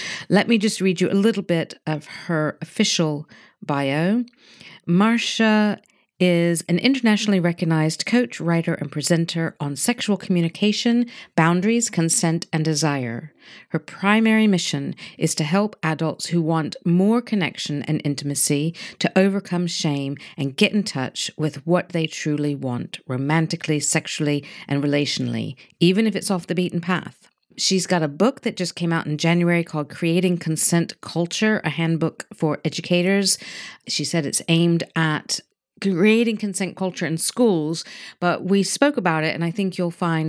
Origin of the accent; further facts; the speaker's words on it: United States; now in United Kingdom; I'm in the UK. Mm-hmm. I'm from America.